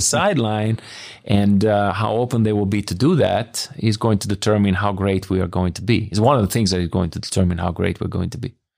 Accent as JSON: {"language": "English", "town": "Bologna", "region": "Emilia-Romagna", "country": "Italy", "tie": "born or raised there", "also_born_or_lived": "Biella", "second_language": "English", "moved": "as an adult", "lives_now": "Munich, Germany", "said": "I'm from Bologna"}